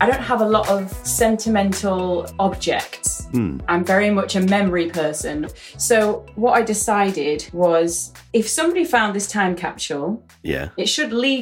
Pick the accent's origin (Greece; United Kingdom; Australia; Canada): United Kingdom; Warrington, North West England; also born or lived in Aberdeen, Scotland; I grew up in Warrington, so there weren't many fields around.